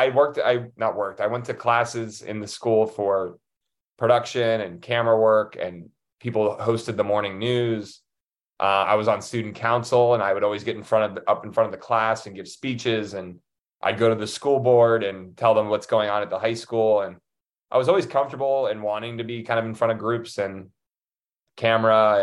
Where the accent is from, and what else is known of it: Pittsburgh, Pennsylvania, United States; born or raised there; also born or lived in Chicago, Illinois